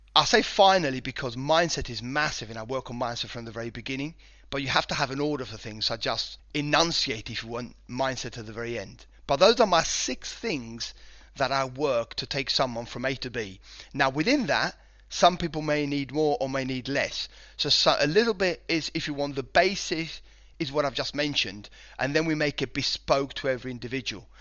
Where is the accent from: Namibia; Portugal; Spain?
Spain; moved away as an adult; also born or lived in United Kingdom; I was born in Spain and, uh, lived here for sort of nineteen years before I went over to the U K